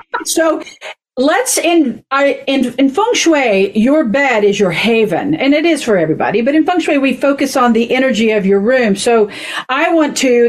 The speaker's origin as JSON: {"language": "English", "region": "Oklahoma", "country": "United States", "tie": "born or raised there", "moved": "yes", "said": "growing up in Oklahoma"}